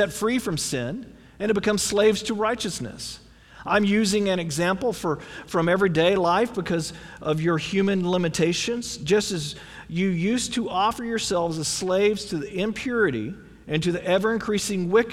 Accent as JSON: {"language": "English", "country": "United States", "said": "We as Americans"}